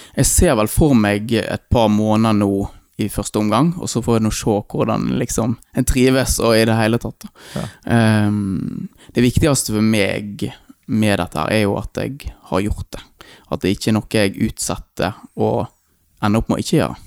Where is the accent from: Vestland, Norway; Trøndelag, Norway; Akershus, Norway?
Vestland, Norway; Eikanger; born or raised there; also born or lived in India